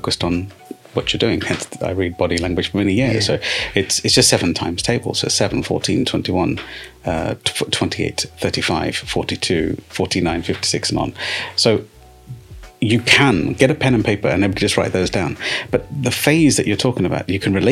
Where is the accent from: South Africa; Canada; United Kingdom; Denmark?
United Kingdom; I'm a British-born Sikh